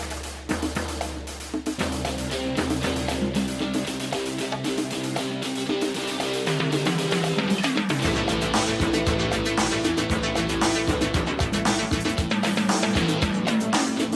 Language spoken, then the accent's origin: English; Florida, United States; I'm from Florida.